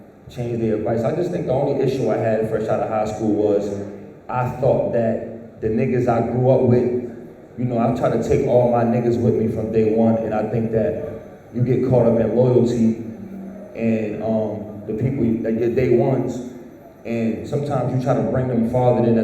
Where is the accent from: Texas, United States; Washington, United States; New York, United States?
New York, United States; New York City; moved away; I'm from the Bronx